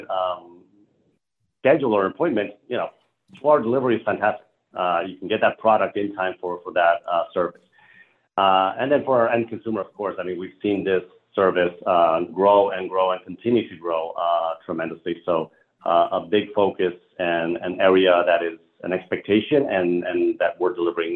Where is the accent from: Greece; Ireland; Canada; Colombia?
Colombia; moved away; I'm originally from Colombia, South America